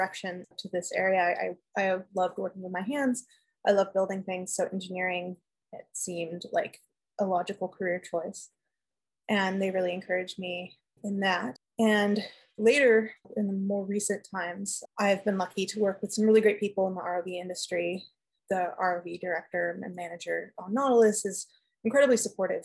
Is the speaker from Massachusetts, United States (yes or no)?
no; Los Angeles, California, United States; also born or lived in San Diego; I grew up playing outside, hiking in the mountains near my house. I'm from Los Angeles in California